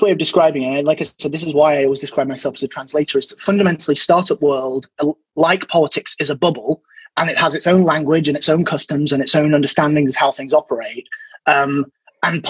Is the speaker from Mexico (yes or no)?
no; Leeds, Yorkshire and the Humber, United Kingdom; moved away; I'm from Leeds originally